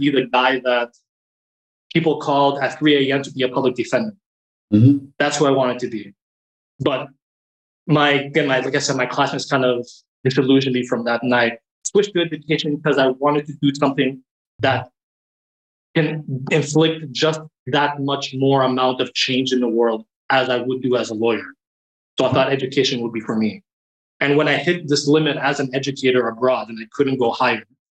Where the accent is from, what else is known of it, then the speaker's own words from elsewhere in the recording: Toronto, Ontario, Canada; moved away as an adult; also born or lived in South Korea / China / Beijing; Born and raised in Toronto, I started my career in education.